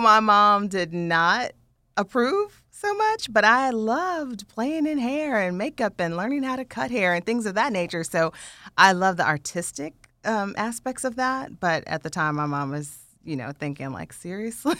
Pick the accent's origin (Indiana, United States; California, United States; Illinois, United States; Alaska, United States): Indiana, United States; growing up in Indiana, we had all seasons